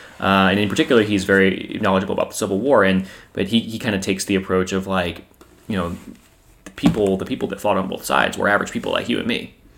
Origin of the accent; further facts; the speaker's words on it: United States; I'm still an American.